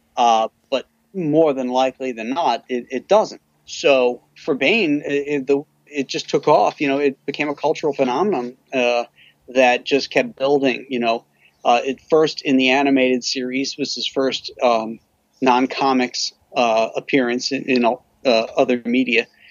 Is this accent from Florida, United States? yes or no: yes; Florida, United States; now in Buffalo, United States; I grew up in Florida too